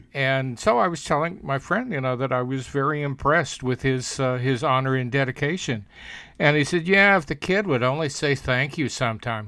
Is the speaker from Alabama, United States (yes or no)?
yes; Alabama, United States; in my my hometown, my Alabama hometown